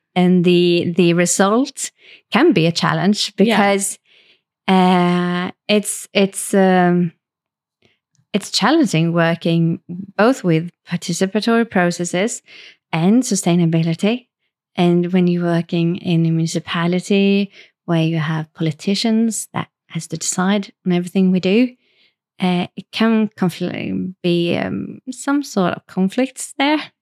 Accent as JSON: {"language": "English", "town": "Varberg", "region": "Halland County", "country": "Sweden", "tie": "born or raised there", "also_born_or_lived": "Stockholm, Sweden", "moved": "as an adult", "said": "I grew up in Varberg"}